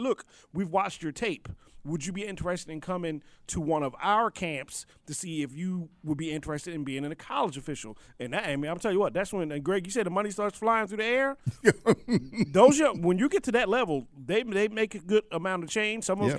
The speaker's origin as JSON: {"language": "English", "region": "Maryland", "country": "United States", "tie": "born or raised there", "said": "when I grew up in Maryland"}